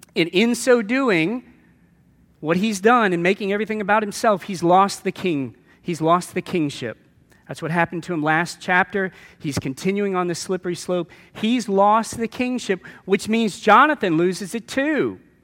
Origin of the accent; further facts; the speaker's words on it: New Orleans, Louisiana, United States; a very, uh, Roman Catholic background growing up in New Orleans